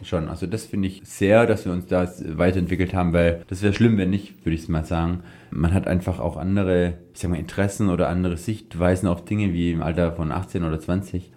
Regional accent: Swabia, Germany; ich bin ja Schwabe

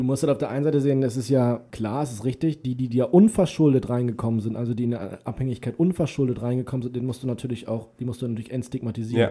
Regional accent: Germany; bei uns in Deutschland

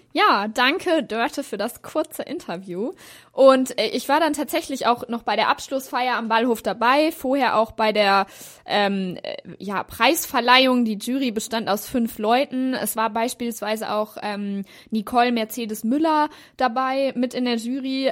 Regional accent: Hanover, Lower Saxony, Germany; ich komme ja auch aus Hannover

